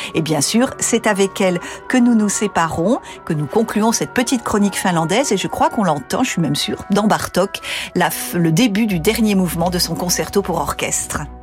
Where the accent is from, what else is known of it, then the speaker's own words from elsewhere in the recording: France; chez nous en France